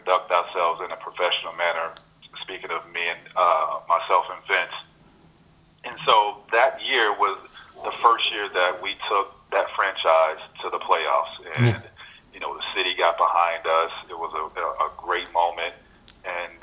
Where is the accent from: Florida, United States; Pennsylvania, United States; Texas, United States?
Florida, United States; Central; I am from Central Florida, and that's where I grew up